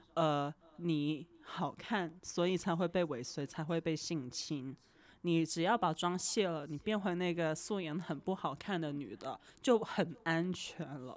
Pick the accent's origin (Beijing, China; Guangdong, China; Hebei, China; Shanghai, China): Guangdong, China; 我是广东人嘛嗯。从小看港产片长大